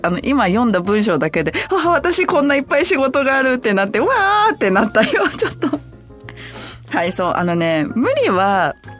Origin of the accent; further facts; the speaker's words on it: Hachioji, Tokyo, Japan; moved away; 八王子出身